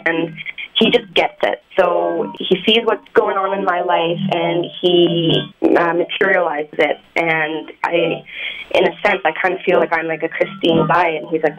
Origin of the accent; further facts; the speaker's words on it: Canada; I'm from Canada, so being down here